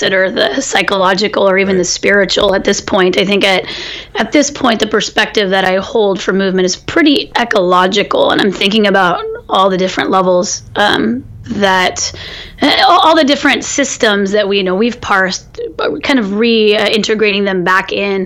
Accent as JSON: {"language": "English", "region": "California", "country": "United States", "said": "as a Californian, and also as a farmer in California, which is my family was farming"}